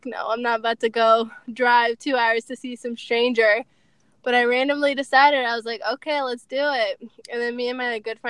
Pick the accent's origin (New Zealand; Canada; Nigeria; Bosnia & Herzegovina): Bosnia & Herzegovina; Tuzla; now in Ohio, United States; I was born in Tuzla. I currently live in Ohio, and I've lived in Ohio for, I don't even know, like going on 17 years, possibly.